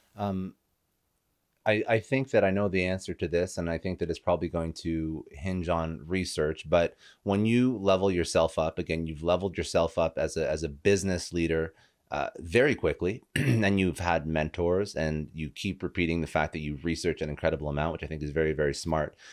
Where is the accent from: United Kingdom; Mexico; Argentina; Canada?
Canada; Toronto, Ontario; now in South Florida, United States; I was originally from Toronto, moved down to South Florida